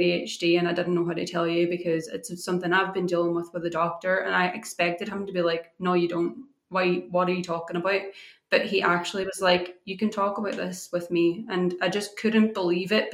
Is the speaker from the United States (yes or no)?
no; Ireland; I grew up in Ireland, and in Ireland, you don't talk about your mental health